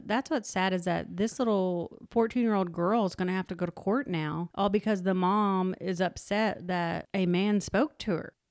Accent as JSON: {"language": "English", "region": "Oklahoma", "country": "United States", "tie": "born or raised there", "moved": "yes", "said": "I am from Oklahoma, and I'm actually from a small town in Oklahoma"}